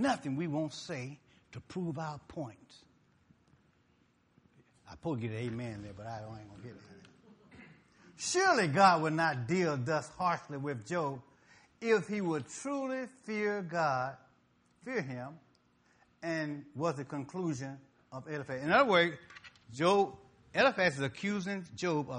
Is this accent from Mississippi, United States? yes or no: yes; Mississippi, United States; I'm from Mississippi.